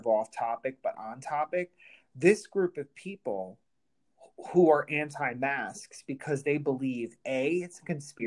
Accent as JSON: {"language": "English", "country": "United States", "said": "I'm American"}